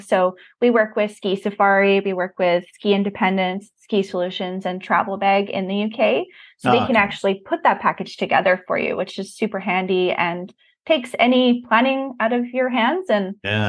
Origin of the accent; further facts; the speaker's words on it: Squamish, British Columbia, Canada; my hometown here in Squamish